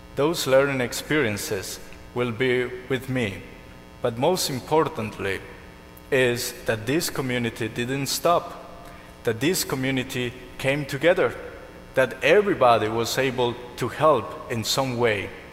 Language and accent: English; Colombia; moved away; I'm from Colombia